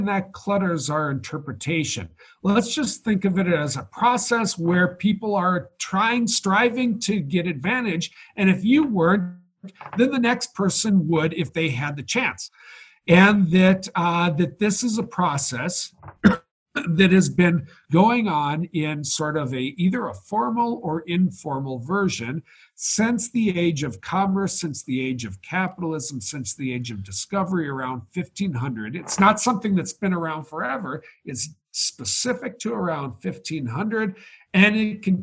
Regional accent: United States; as an American

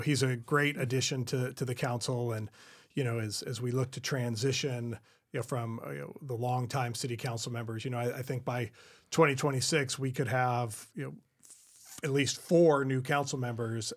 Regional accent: California, United States; this is my hometown

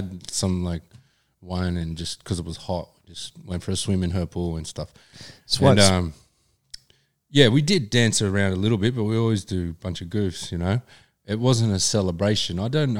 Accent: Australia; Aussie as you could be on paper sort of thing, but I don't feel an affiliation with 26th of January.

